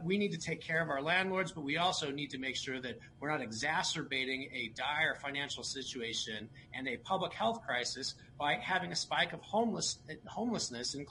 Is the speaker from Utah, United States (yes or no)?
yes; Salt Lake County, Utah, United States; I was born and raised here in the Salt Lake County and went to school at the University of Utah